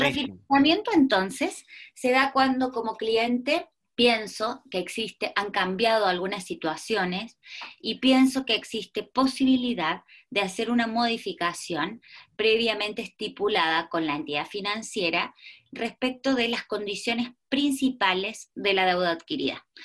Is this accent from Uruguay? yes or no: no; Argentina; moved away as an adult; now in Chile; soy una argentina que lleva 18 años en Chile